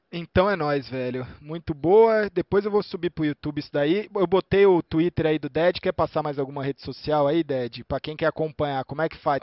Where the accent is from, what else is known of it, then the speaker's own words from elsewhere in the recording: Brazil; eu sou brasileiro